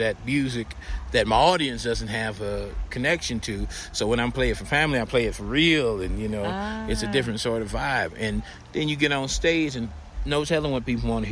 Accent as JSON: {"language": "English", "town": "Los Angeles", "region": "California", "country": "United States", "tie": "born or raised there", "said": "growing up in Los Angeles"}